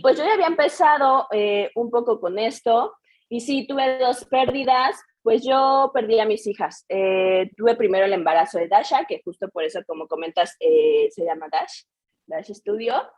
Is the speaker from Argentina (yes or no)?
no; Querétaro, Mexico; soy de Querétaro, toda mi vida he estado aquí